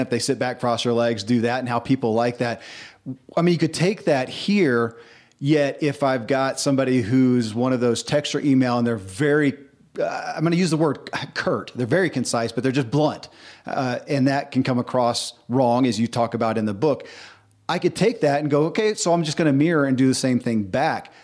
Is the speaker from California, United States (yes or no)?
no; Kentucky, United States; born or raised there